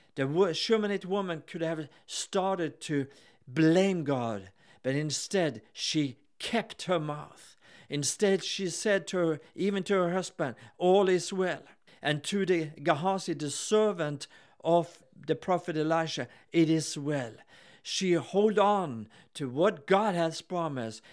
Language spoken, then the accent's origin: English; Gothenburg, Västra Götaland, Sweden; I'm here with my wife, Helen, and we are from Gothenburg in Sweden